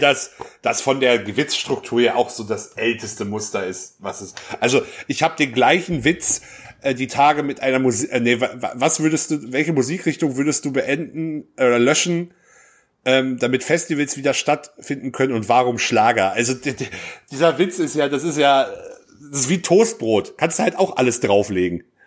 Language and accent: German; North Rhine-Westphalia, Germany; ich als gebürtiger Westfale